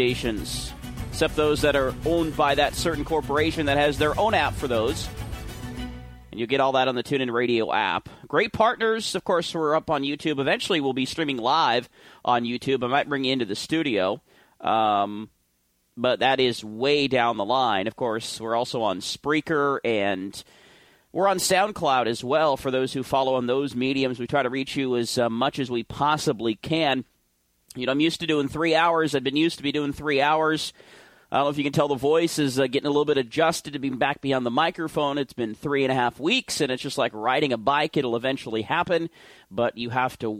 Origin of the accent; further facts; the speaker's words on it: Oregon, United States; my home state of Oregon